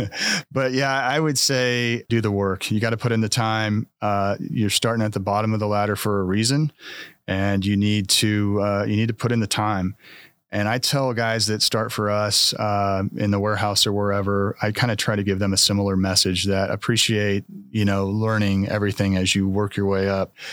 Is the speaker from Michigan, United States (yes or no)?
no; Marysville, Kansas, United States; moved away as an adult; also born or lived in Lawrence, Kansas; now in Manhattan, Kansas, United States; I'm originally from Marysville, so not too far from here